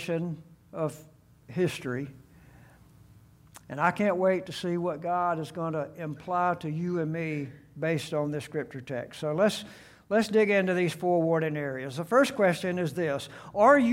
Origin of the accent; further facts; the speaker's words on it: Gulf Coast, United States; I grew up on the Gulf Coast, and so I had seen scores and scores of storms come.